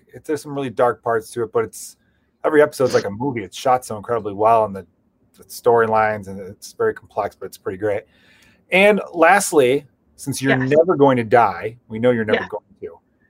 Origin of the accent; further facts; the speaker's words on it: Canada; I'm like Canadian, actually.